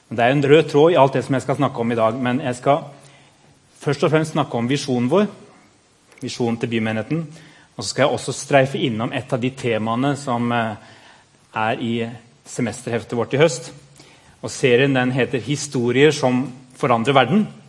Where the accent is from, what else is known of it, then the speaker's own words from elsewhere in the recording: Madagascar; moved away; jeg er født på Madagaskar